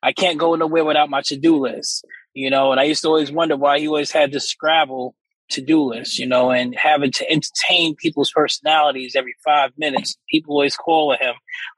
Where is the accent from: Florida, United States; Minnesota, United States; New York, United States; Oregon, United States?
New York, United States; South Jamaica; So I grew up in South Jamaica. I had a great family household. You know, my dad would always be by there. It was me and my brother.